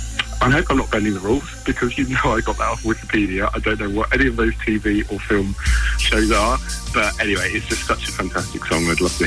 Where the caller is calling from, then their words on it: Winchester, South East England, United Kingdom; I'm calling from Winchester in Hampshire.